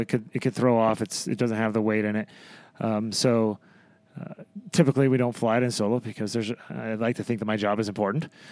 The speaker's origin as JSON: {"language": "English", "town": "Madras", "region": "Oregon", "country": "United States", "tie": "born or raised there", "moved": "as an adult", "said": "grew up in uh, a little town in Oregon called Madras"}